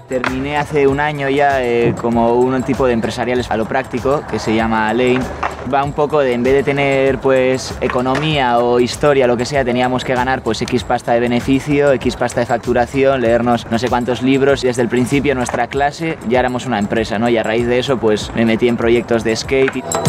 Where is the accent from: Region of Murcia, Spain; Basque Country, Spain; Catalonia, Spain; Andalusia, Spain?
Basque Country, Spain; Irún; tengo 23 años, nací en Irún